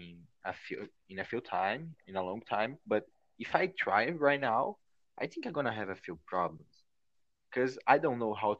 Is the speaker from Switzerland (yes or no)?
no; Brazil; I'm just Brazilian. I care just like I'm from Brazil.